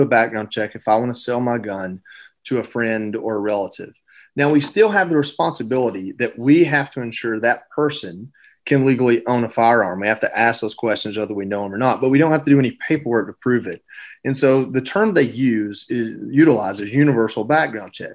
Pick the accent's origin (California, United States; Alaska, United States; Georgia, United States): Georgia, United States; I grew up in Georgia